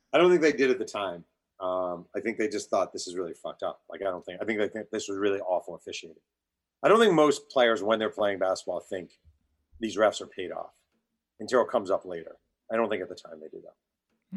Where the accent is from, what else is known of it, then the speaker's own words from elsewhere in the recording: New York, United States; I'm from New York